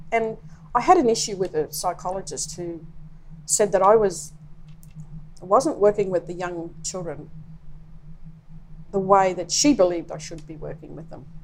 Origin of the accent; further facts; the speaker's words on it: Australia; I identify as an Aboriginal person.